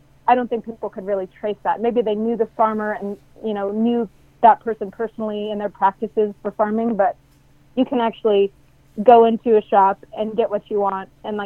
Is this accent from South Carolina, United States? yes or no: no; Mendocino County, California, United States; I grew up in Mendocino County, and I grew up in the Emerald Triangle